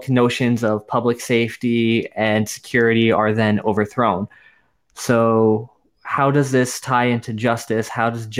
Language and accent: English; New York, United States; I'm from New York